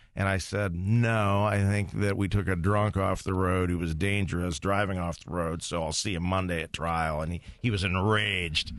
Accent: Toledo, Ohio, United States; also born or lived in Maumee, Ohio / Marietta, Ohio; growing up in Toledo

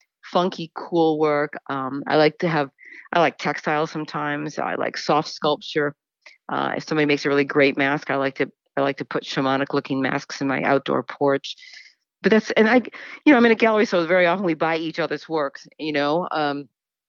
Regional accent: Rochester, New York, United States; I'm from Rochester, New York.

